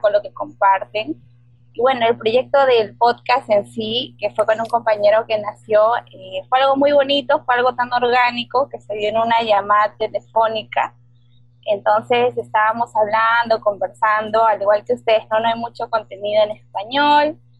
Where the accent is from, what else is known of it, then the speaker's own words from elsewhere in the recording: Peru; soy de Perú